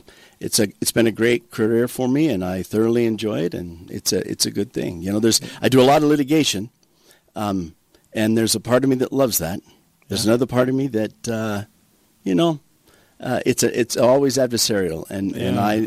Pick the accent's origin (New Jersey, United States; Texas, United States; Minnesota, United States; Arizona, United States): Arizona, United States; southern; moved away as an adult; also born or lived in Chandler, Arizona; now in Toquerville, United States; So I grew up in southern Arizona, okay. a little farming, ranching community. My father ran cattle and farmed potatoes and cotton.